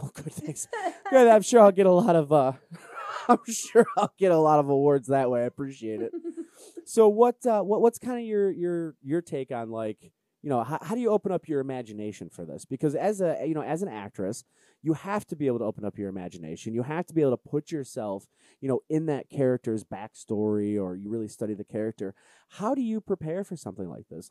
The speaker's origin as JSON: {"language": "English", "town": "Cleveland", "region": "Ohio", "country": "United States", "said": "I'm from Cleveland"}